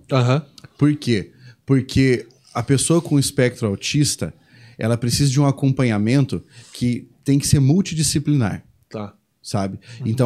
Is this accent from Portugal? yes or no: no; Uberaba, Minas Gerais, Brazil; Uberaba também, lá de onde eu venho